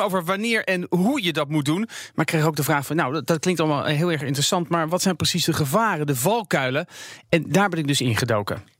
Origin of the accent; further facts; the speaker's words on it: Netherlands; als Nederlander